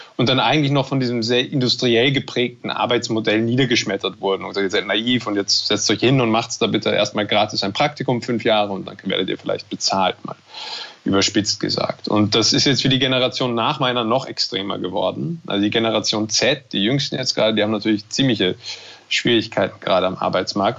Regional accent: Germany; accent: German; now in Austria; diese Existenz als, als Deutscher oder jemand mit einem deutschen Akzent in Österreich

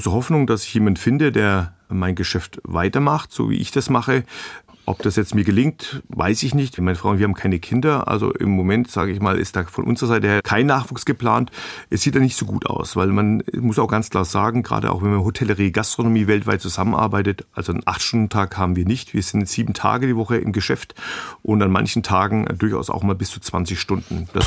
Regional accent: Bavaria, Germany; ich komme hier aus Franken und wir Franken sind ein bisschen den Schwaben ähnlich.

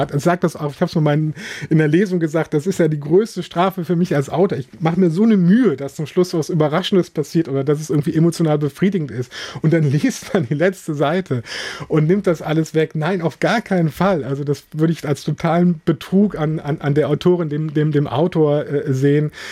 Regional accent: Rhineland, Germany; Wobei ich auch immer den Eindruck habe, dass das so für mich als Rheinländer, bei uns ist es auch gewissermaßen okay, wenn Männer weinen.

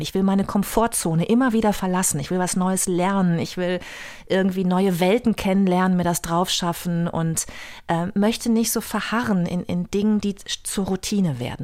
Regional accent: Bad Lippspringe, North Rhine-Westphalia, Germany; moved away as an adult; also born or lived in Paderborn / Münster / Hamburg; Ich bin ja in Bad Lippspringe, einem kleinen Luftkurort, aufgewachsen in der Nähe von Paderborn.

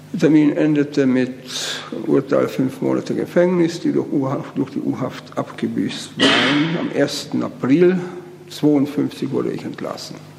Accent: Austria; moved away; also born or lived in Brno, Czechia; ich bin eben Österreicher von Geburt und Erziehung

